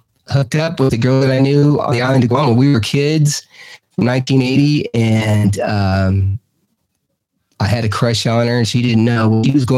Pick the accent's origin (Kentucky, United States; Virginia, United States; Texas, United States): Texas, United States; moved away as an adult; also born or lived in Arkansas; now in Mineral Bluff, United States; I am originally from Texas, but I moved down here to Georgia to help take care of my mom and dad